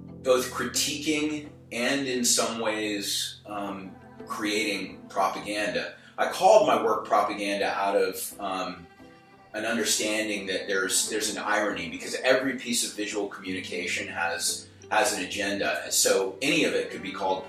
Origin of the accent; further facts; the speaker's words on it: South Carolina, United States; I'm from South Carolina